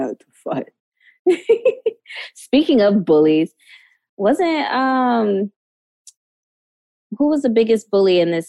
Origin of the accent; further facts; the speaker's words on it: New York, United States; growing up in New York